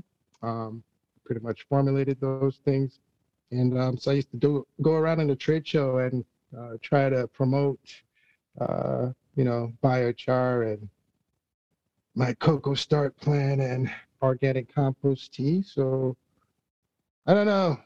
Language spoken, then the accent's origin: English; Jamaica; moved away; I'm originally from Jamaica